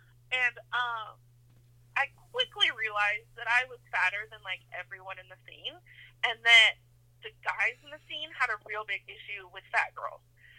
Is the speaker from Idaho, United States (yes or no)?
yes; Idaho, United States; now in California, United States; I mean, I moved to California from Idaho.